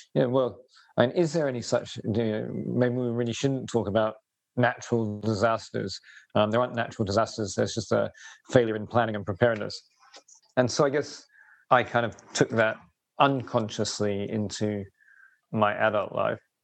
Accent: Robertsbridge, South East England, United Kingdom; I grew up in the southeast of England, village called Robertsbridge in East Sussex

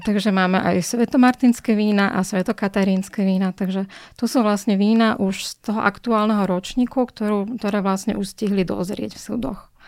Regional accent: Bratislava, Bratislava Region, Slovakia; mám rada aj Bratislavu ako moje rodné mesto

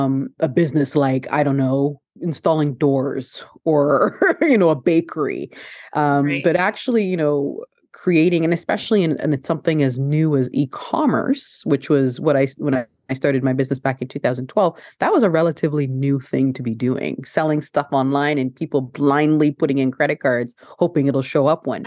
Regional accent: Canada; also born or lived in Ghana; So I'm originally from Ghana. So I was born in Ghana, West Africa. And then my mother, along with my parents, I immigrated to Canada when I was a baby. So I was like 2 years old when we came to Canada.

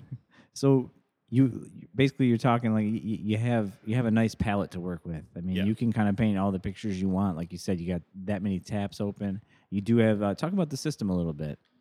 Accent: Joliet, Illinois, United States; moved away; my hometown, uh, downtown Joliet

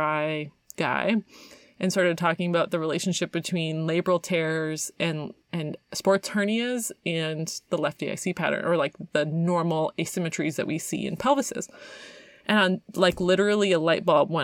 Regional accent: Canada; I'm from Canada

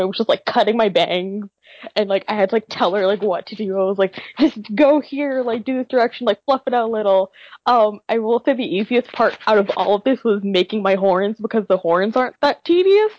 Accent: Nashville, Tennessee, United States; moved away as an adult; also born or lived in New Jersey; I will be a sophomore at Seton Hall University in New Jersey, but I hail from Nashville, Tennessee

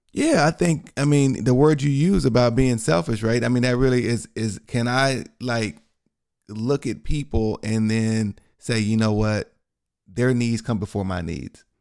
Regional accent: Texas, United States; I'm from Texas

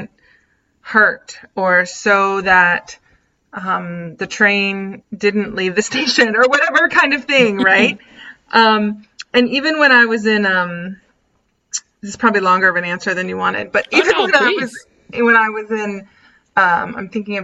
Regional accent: Southern Virginia, United States; I grew up in Southern Virginia

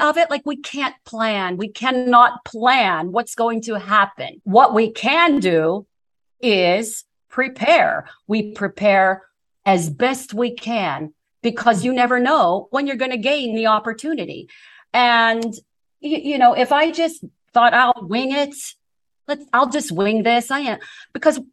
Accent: Ambridge, Pennsylvania, United States; moved away; It's Ambridge, Pennsylvania. It's about 20 miles southwest, I believe, of Pittsburgh

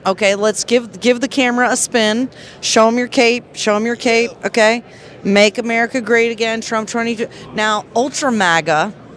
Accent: Texas, United States; we're from Texas

